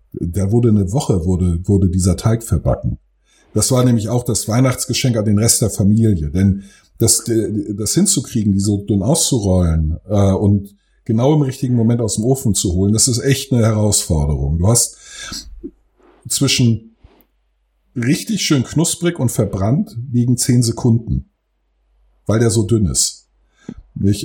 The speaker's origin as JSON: {"language": "German", "town": "Friedberg", "country": "Germany", "tie": "born or raised there", "said": "ich bin ja in Friedberg zur Schule gegangen."}